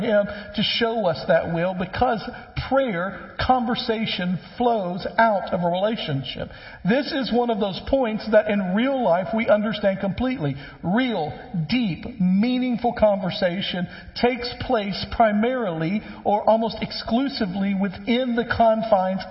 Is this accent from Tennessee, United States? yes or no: yes; West Tennessee, United States; when I was growing up, I grew up in West Tennessee